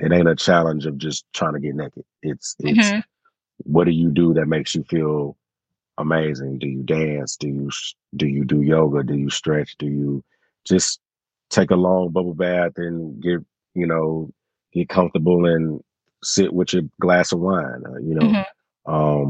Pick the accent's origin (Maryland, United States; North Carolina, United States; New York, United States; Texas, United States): Texas, United States; Houston; I'm from Houston, Texas